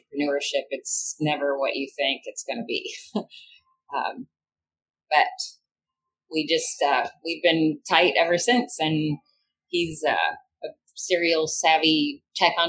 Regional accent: Kentucky, United States; also born or lived in New York City; now in Louisville, United States; my home state of Kentucky

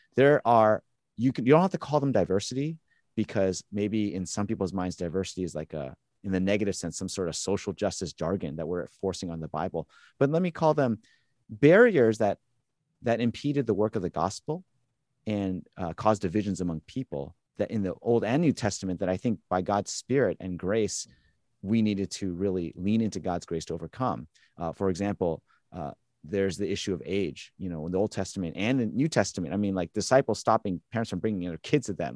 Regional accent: Southern California, United States; moved away as an adult; now in Boston, United States; growing up in Southern California

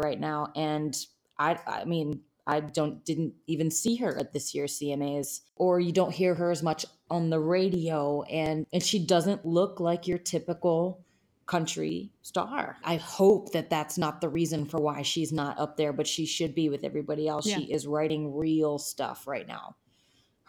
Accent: Harrisburg, Pennsylvania, United States; also born or lived in New York; now in Nashville, United States; my hometown of Harrisburg, Pennsylvania

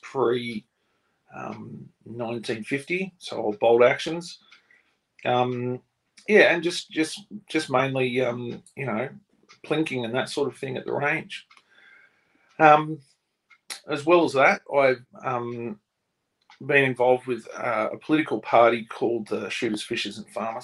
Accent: Sydney, New South Wales, Australia; I grew up in Sydney

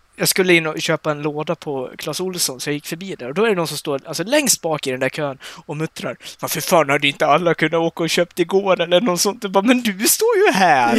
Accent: Dalarna County, Sweden; jag har varit hemma i Dalarna nu i en vecka. Jag har precis flyttat ja. hem

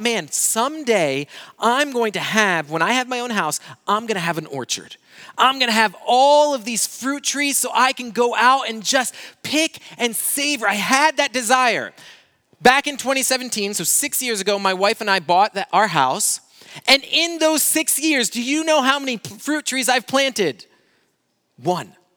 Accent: Brazil; moved away; I grew up in Brazil

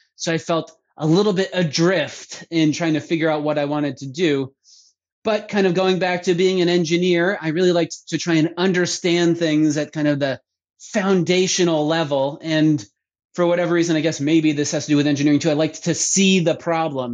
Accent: Vermont, United States; moved away; I grew up in Vermont, uh, being a ski patroller

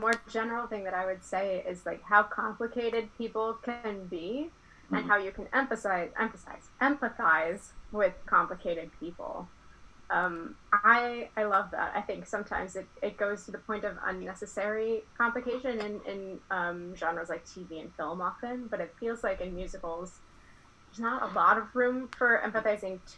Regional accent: Iowa, United States; I'm from Iowa

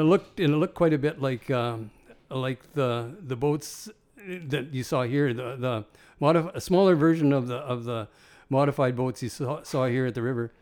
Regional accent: Nipawin, Saskatchewan, Canada; I was from Nipawin

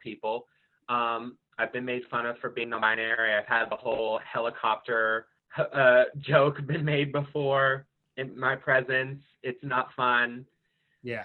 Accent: Marlboro, New Jersey, United States; from Marlboro, New Jersey.

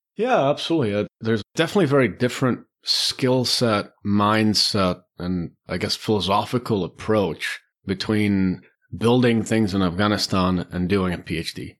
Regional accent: Czechia; moved away as an adult; also born or lived in Beirut, Lebanon; I was born in the Czech Republic.

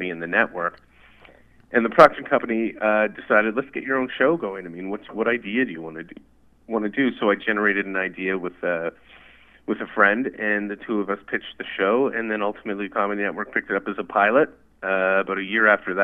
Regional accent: Ottawa, Ontario, Canada; I am from Ottawa, and I am calling from Ottawa. I am back home at the house I grew up in as a child.

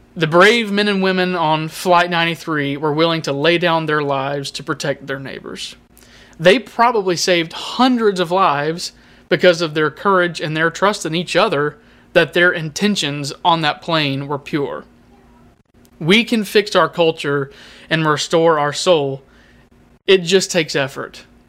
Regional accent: United States; As, uh, Americans

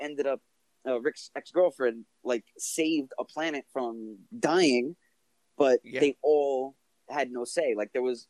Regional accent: United States; I'm an American, you know.

